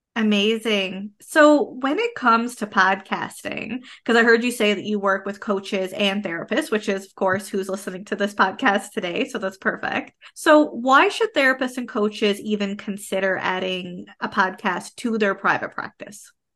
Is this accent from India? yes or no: no; Canada; I am a Canadian social worker, business coach, and private practice owner